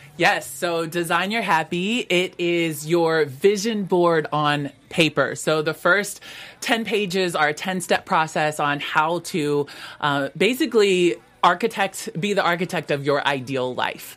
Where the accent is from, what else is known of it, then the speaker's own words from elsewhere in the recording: Vancouver, Washington, United States; growing up in Vancouver, Washington